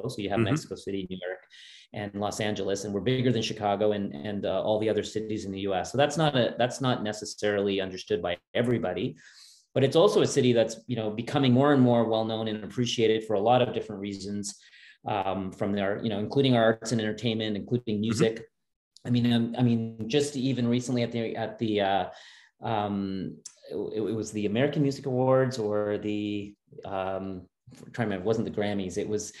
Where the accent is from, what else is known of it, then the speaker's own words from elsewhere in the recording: Halifax, Nova Scotia, Canada; also born or lived in Edmonton; Yeah, no, I was actually born in Edmonton. My parents are immigrants. They immigrated from India. My dad came to do a PhD degree, and it was at the University of Alberta. So I was born there. But then we moved as a very young kid. We moved to Halifax